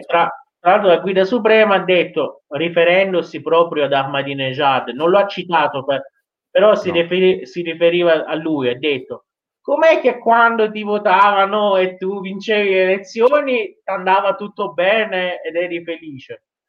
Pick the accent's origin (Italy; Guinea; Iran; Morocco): Iran; da iraniano